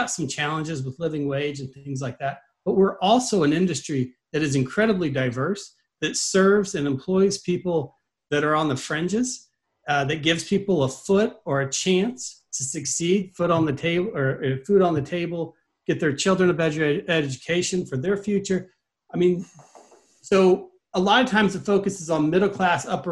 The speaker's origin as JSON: {"language": "English", "region": "Midwest", "country": "United States", "moved": "yes", "said": "I'm originally from the Midwest"}